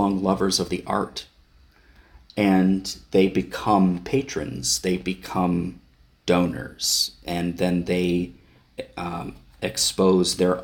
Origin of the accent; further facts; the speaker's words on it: Wayne County, Ohio, United States; moved away; I'm originally from Northeastern Ohio, actually born and raised in Wayne County, Ohio